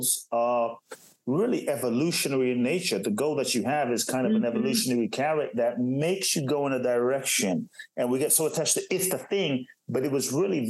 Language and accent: English; Ghana; also born or lived in Los Angeles, United States / Phoenix, United States / Miami, United States; now in Brazil; I was born in Ghana, West Africa.